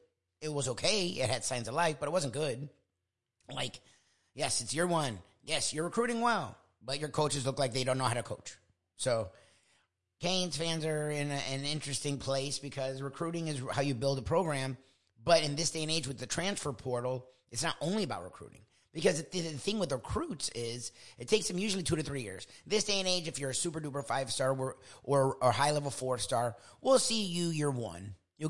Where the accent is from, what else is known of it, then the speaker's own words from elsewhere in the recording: South Florida, United States; I'm from South Florida